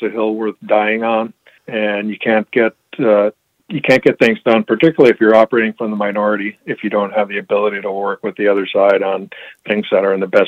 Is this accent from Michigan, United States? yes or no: yes; Gwinn, Michigan, United States; moved away as an adult; I was born and raised in Gwin